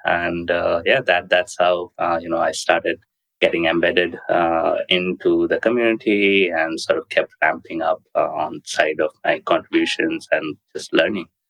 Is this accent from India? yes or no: yes; India; moved away; I grew up in India and then moved away